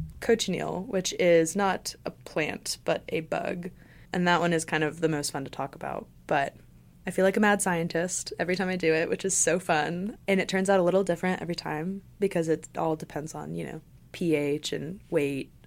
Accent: Johnson City, Tennessee, United States; I was born and raised in Johnson City. I never moved away

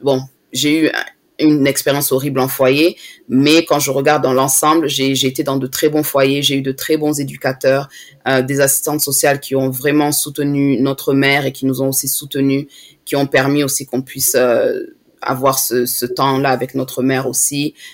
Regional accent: France; now in London, United Kingdom; je suis née en France

